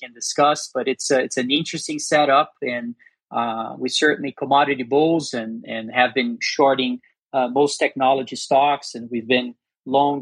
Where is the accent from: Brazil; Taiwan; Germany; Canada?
Brazil; now in Denver, United States; I'm actually originally from Brazil. I was born and raised in Brazil. I live in the U.S.